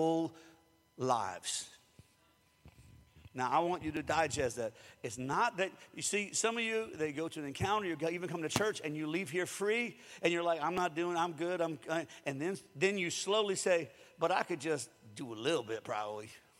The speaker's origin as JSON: {"language": "English", "town": "Springfield", "country": "United States", "tie": "born or raised there", "said": "growing up in Springfield because I had dogs all the time"}